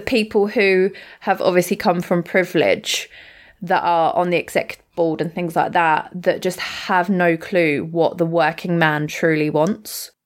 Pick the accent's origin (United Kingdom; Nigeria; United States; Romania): United Kingdom; we're British